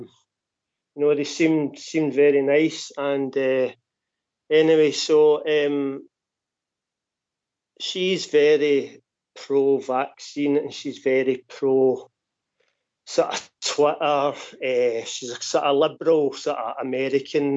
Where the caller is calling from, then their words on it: Glasgow, Scotland, United Kingdom; I'm calling from Glasgow.